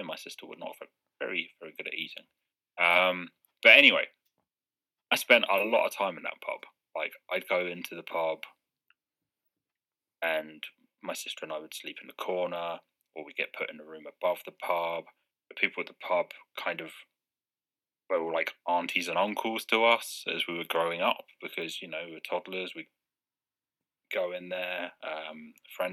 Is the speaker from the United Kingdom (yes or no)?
yes; Tring, East of England, United Kingdom; Even when we moved away from Tring, we moved to a village 5 miles away